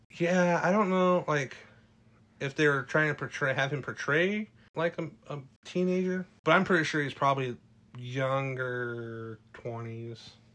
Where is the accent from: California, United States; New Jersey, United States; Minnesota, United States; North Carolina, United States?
California, United States; I grew up in California